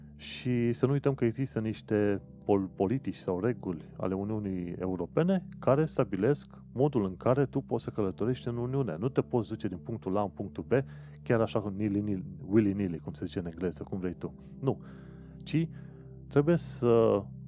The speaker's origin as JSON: {"language": "Romanian", "country": "Romania", "moved": "yes", "lives_now": "London, United Kingdom", "said": "sunt român"}